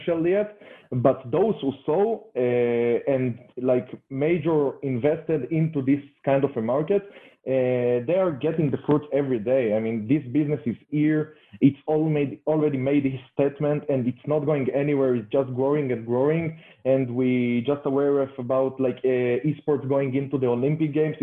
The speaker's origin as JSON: {"language": "English", "country": "Israel", "tie": "born or raised there", "said": "I'm coming from Israel."}